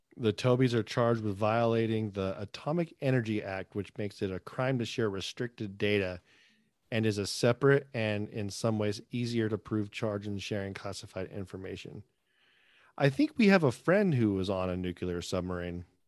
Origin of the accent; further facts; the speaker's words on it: United States; I'm American